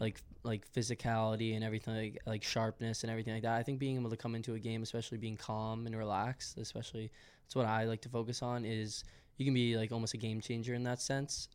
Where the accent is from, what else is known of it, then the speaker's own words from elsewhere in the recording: Westwood, Massachusetts, United States; moved away as an adult; now in Philadelphia, United States; I'm from Westwood, Massachusetts.